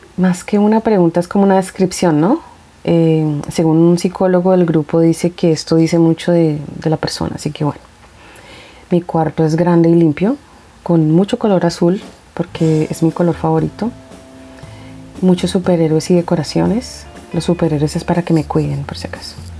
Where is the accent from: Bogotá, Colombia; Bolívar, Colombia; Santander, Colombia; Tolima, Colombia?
Bogotá, Colombia; soy de Colombia y pienso que mi país físicamente es hermoso, que tiene muchas cosas bellas como su fauna y flora. Soy de la capital y la verdad me gusta el clima de Bogotá